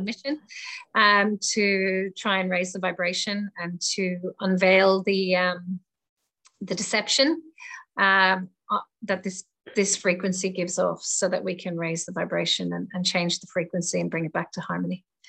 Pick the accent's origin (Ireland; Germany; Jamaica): Ireland; moved away as an adult; also born or lived in England; now in Australia; I was born in Ireland um, and I left Ireland when I was 18 and went to England and traveled around the world and ended up in Australia 22 years ago. So um, this is my home now